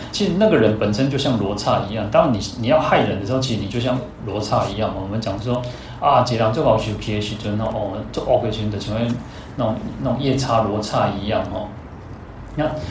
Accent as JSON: {"language": "Chinese", "country": "Taiwan", "said": "我们台湾人"}